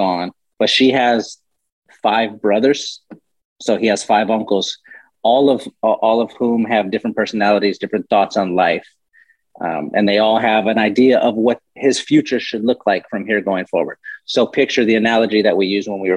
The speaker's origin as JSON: {"language": "English", "town": "San Antonio", "region": "Texas", "country": "United States", "tie": "born or raised there", "said": "I grew up in San Antonio"}